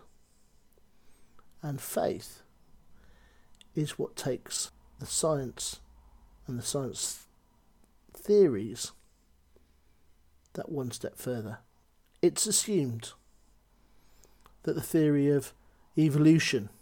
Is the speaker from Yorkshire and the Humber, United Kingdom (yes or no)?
no; Cheltenham, South West England, United Kingdom; also born or lived in Gloucester; I come from Gloucester. I come from Cheltenham